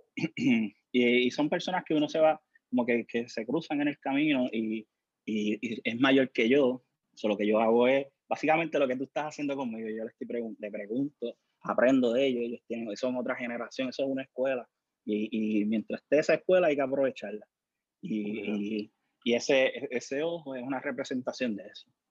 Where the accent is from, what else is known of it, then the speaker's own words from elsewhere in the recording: Ponce, Puerto Rico; also born or lived in Juana Díaz; Yo me crié en Clausel, aquí en Ponce